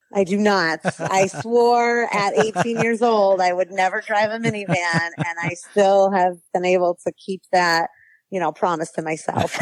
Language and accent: English; New York, United States; now in Palmdale, United States; Growing up in New York, we had K 12 districts